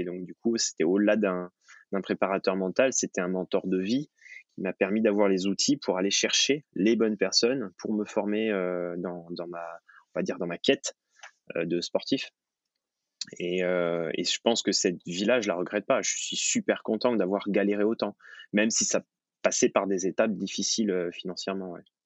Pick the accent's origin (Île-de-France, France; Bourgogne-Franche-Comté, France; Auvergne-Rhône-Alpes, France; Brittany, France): Auvergne-Rhône-Alpes, France; Thonon-les-Bains; je suis né à Tonon